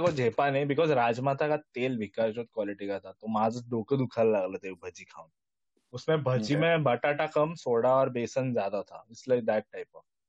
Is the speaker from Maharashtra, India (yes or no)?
yes; just outside Bombay, village just before Goa, Maharashtra, India; मैं बॉम्बे में भी पूरा कभी गया नहीं बॉम्बे के जस्ट पहले वाला